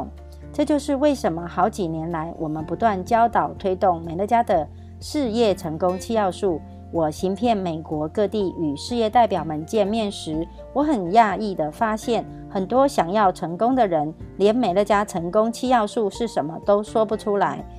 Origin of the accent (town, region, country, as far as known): Miaoli, Miaoli County, Taiwan